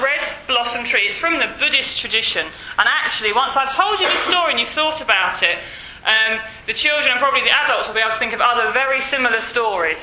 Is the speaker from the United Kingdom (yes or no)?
yes; Yorkshire and the Humber, United Kingdom; I'm from West Yorkshire.